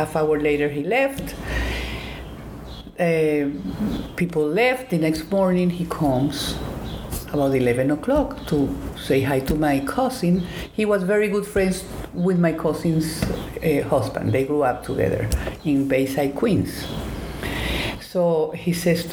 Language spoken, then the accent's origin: English; Colombia; English is a second language; moved away as an adult; also born or lived in Atlanta, Georgia; I'm from Colombia, South America. And I finished high school and I wanted to go to college